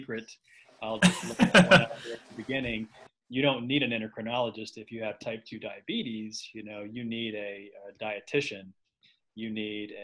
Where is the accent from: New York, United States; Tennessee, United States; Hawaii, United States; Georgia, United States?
Tennessee, United States; Knoxville; now in Nashville, United States; I grew up in Knoxville, Tennessee, so I'm an East Tennessee guy